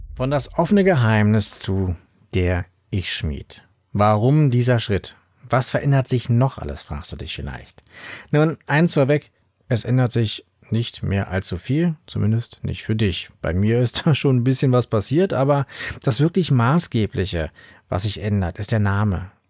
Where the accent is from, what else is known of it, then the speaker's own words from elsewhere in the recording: Berlin, Germany; ich komme aus Berlin